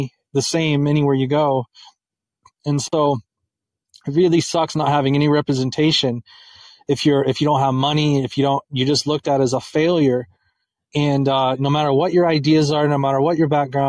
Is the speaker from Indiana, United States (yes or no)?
yes; Indianapolis, Indiana, United States; And I'm from Indianapolis, and I've lived in really bad parts of Indianapolis.